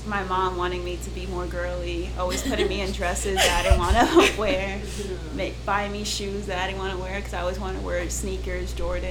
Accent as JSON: {"language": "English", "region": "Connecticut", "country": "United States", "tie": "born or raised there", "also_born_or_lived": "Manhattan, New York", "moved": "as an adult", "lives_now": "Austin, United States", "said": "So I spent 9 years in living in New York from, like, I was born in New York, and then at age 9 was when we moved to Connecticut. And then I spent in Connecticut from 9 to 18, so that's another 9 years."}